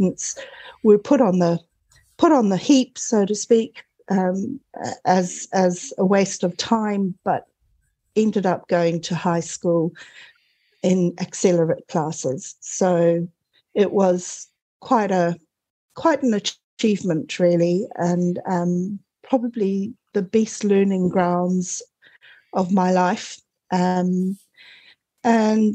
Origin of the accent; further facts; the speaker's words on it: Zimbabwe; moved away as an adult; also born or lived in Cape Town, South Africa / United Kingdom; now in New Zealand; you might detect a small accent here. I was actually born in Zimbabwe during the War of Independence